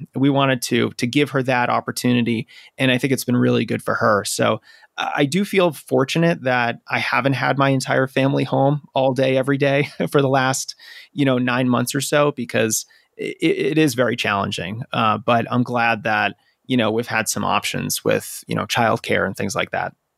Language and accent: English; outside of Boston, Massachusetts, United States; I grew up outside of Boston